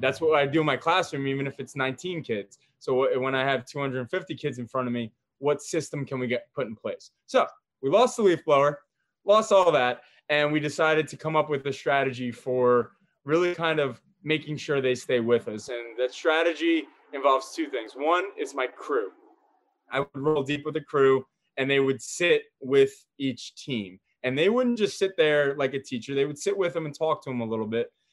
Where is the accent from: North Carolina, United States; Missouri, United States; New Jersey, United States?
New Jersey, United States; I was born and raised in Jersey